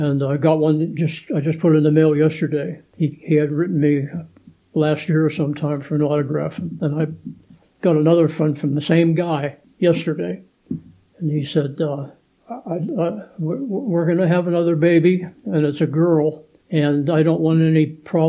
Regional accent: Turtle Creek, Pennsylvania, United States; I'm a kid from Turtle Creek, Pennsylvania.

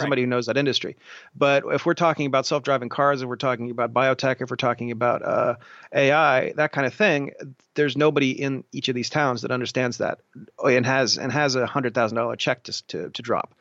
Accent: Columbus, Ohio, United States; also born or lived in Martins Ferry, Ohio; I grew up in, uh, Columbus

